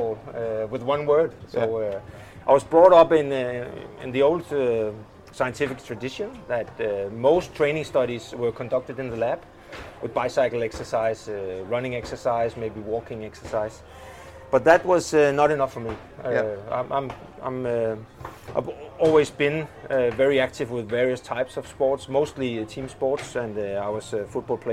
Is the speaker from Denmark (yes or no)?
yes; Frederikssund, Capital Region of Denmark, Denmark; I played with the plus 65 team from my hometown, Frederikssund